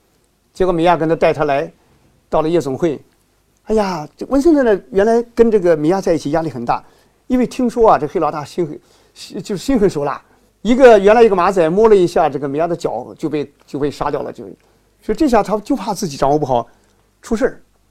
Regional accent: China; 从我们中国人来说，我们是个道德社会，我们总是想政治正确、道德正确，方方面面都正确。

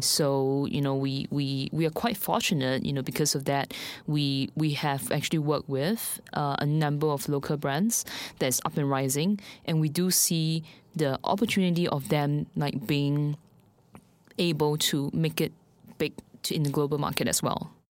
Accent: Singapore; moved away as an adult; now in Shanghai, China; I'm actually from Singapore. So I've been in China, specifically Shanghai, for two years.

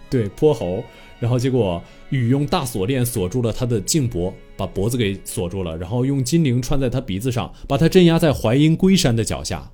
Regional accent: China; 这点我觉得我们中国人民真的非常非常了不起

